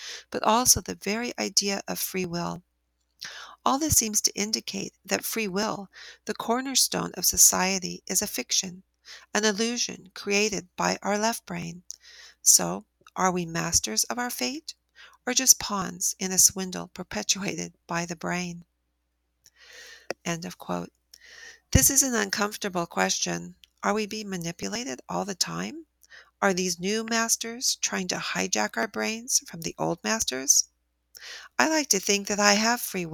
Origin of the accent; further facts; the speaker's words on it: United States; as an American